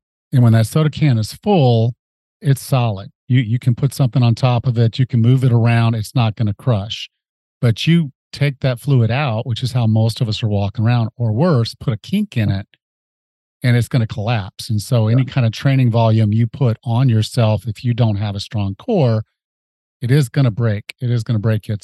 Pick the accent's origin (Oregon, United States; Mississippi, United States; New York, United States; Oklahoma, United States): Mississippi, United States; I was from Mississippi